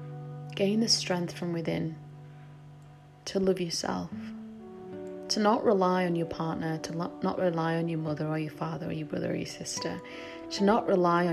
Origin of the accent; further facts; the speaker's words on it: England, United Kingdom; being raised in England